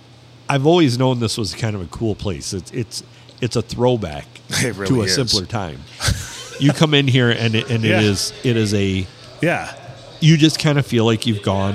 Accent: Sandusky, Michigan, United States; I'm from Sandusky.

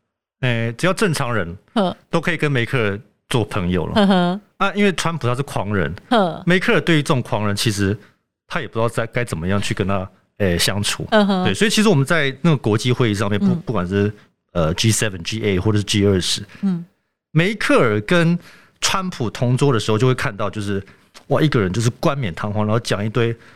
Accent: Taiwan; also born or lived in Bonn, Germany; 因为我八岁的时候离开德国，然后搬回台湾嘛。

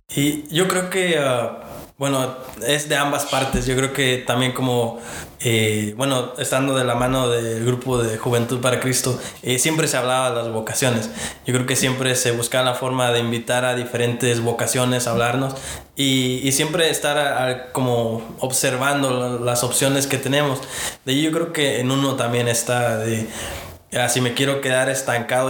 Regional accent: Virginia, United States; moved away; yo vengo de Virginia, ah, este, allá mis papás este, llegaron, allá han, eh, hecho su vida y, yo allá fue donde di mis primeros pasos en lo que es mi, fe hoy en día

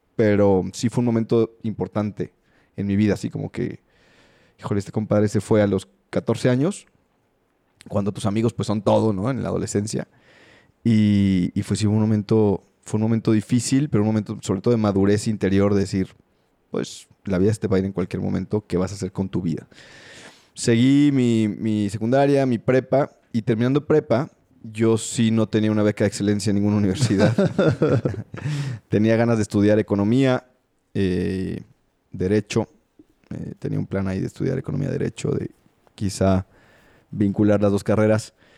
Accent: Mexico City, Mexico; Nací en la Ciudad de México

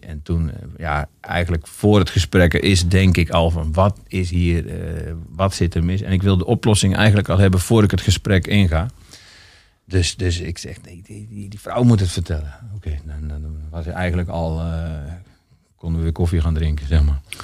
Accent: Gorinchem, South Holland, Netherlands; also born or lived in Altena; now in Amsterdam, Netherlands; ik ben in Gorkum geboren.

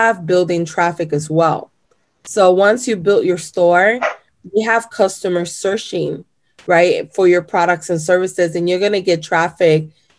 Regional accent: Chicago, Illinois, United States; English is a second language; also born or lived in Puerto Rico / Florida; my mom and my dad moved to Chicago when I was about 3 years old. And then I lived in Chicago for majority of my life

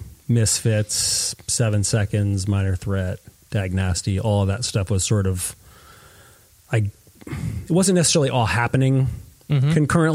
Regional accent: Stratford, Connecticut, United States; I grew up and did most of my, formative years in Stratford, which is sort of southern Connecticut between Bridgeport and New Haven

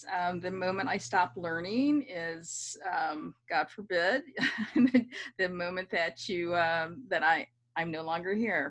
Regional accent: United States; first language English; also born or lived in London; me as an American, especially an American of color

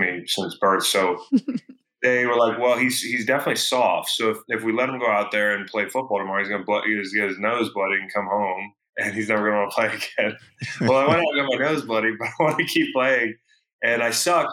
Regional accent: California, United States; moved away; the small town where I grew up. And once we moved from California, when he retired

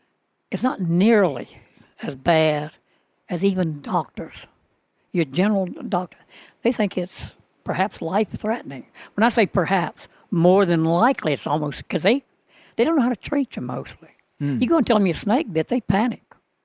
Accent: Ponchatoula, Louisiana, United States; in Louisiana, specifically around Ponchatoula, Hammond, which is about 50 miles north of New Orleans.

